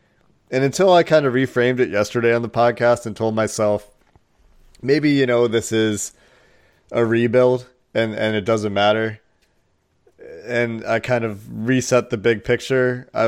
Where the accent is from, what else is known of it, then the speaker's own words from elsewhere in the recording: Cincinnati, Ohio, United States; it's different for Joe and I because I'm from Cincinnati and Joe's just picked the Bengals because they have cool helmets.